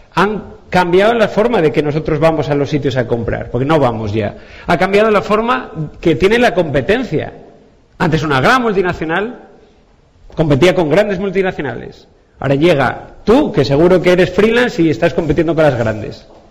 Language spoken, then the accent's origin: Spanish; Asturias, Spain; yo soy asturiano